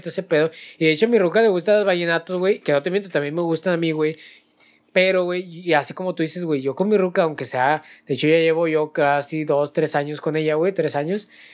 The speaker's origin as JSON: {"language": "Spanish", "town": "Monterrey", "region": "Nuevo León", "country": "Mexico", "said": "nosotros somos de Monterrey"}